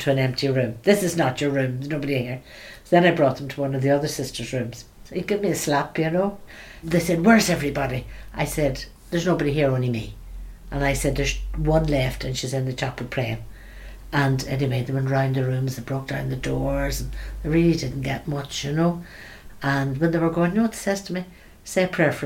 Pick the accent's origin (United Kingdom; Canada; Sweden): United Kingdom; Belfast, Northern Ireland; also born or lived in Sierra Leone / Nigeria; I was born in Belfast. I went to school with the Daughters of Charity from I was five